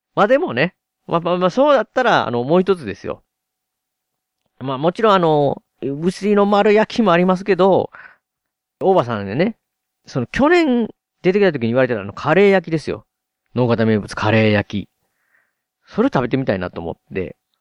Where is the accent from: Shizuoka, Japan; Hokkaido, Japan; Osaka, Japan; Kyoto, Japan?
Osaka, Japan; 僕、大阪に住んでるんで、ついにね、地元大阪に